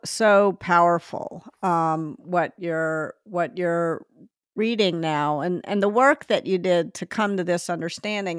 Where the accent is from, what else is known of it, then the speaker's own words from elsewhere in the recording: Memphis, Tennessee, United States; moved away; also born or lived in Northeast US / California; I grew up in Memphis, and I sort of imagined when I moved to the Northeast